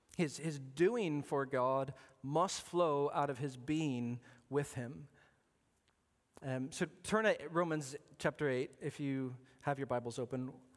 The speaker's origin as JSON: {"language": "English", "region": "Arizona", "country": "United States", "tie": "born or raised there", "said": "I was born in Arizona, and Arizona's a big desert"}